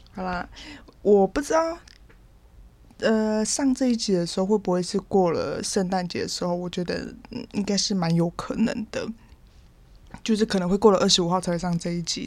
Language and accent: Chinese; Taiwan; 我是出生在基督徒的家庭，原住民其实大部分很多都是啦，反正就从小就是会上主日学啊，然后青年会啊，国中的时候就会到青年会这样，然后每个六都会就参加，呃，青年会的礼拜，然后礼拜天这样去，去上教会